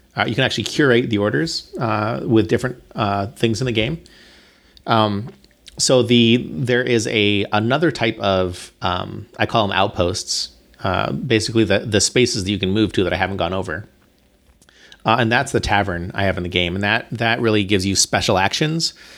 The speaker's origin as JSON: {"language": "English", "country": "Bahamas", "tie": "born or raised there", "said": "I'm from the Bahamas. Like, I grew up in the Bahamas"}